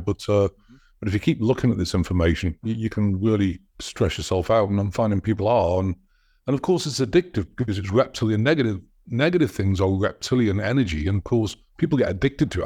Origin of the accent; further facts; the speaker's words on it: United States; I'm an American citizen